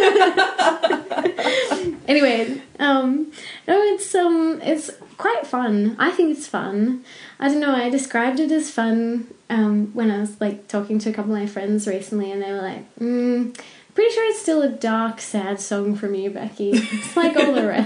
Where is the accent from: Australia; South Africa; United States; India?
Australia; Canberra, Australian Capital Territory; moved away; I grew up in Canberra